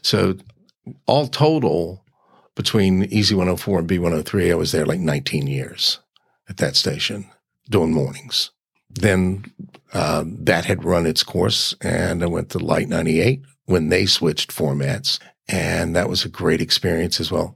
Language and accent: English; Richmond, Virginia, United States; I was born on Broad Street